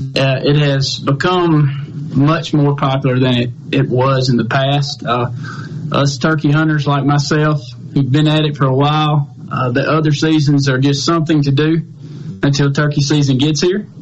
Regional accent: Carson, Mississippi, United States; I grew up in uh, a little town called Carson, Mississippi. It's in Jeff Davis County, and that's where I was raised and, and learned how to turkey hunt

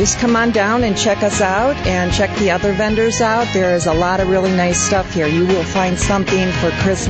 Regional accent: Iron Ridge, Wisconsin, United States; We're from Iron Ridge

